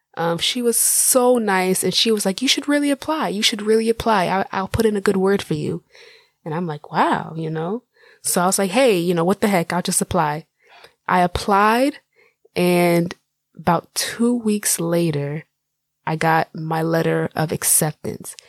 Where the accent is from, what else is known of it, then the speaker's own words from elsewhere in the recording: Jacksonville, Florida, United States; also born or lived in Miami, Florida; I was born and raised in the United States, in Jacksonville, Florida, the Sunshine State